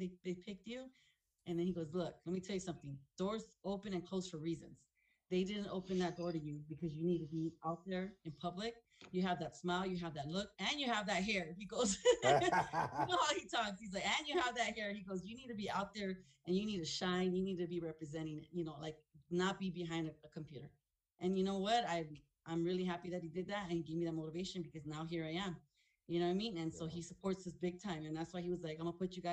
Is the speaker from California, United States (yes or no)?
yes; Los Angeles, California, United States; I was born and raised in South Central